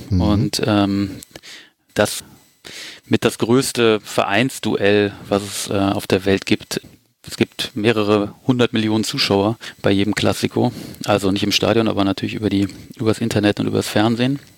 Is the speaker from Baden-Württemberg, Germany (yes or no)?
no; Düsseldorf, North Rhine-Westphalia, Germany; born there; ich bin sogar in Düsseldorf geboren, allerdings auf der linken Rheinseite.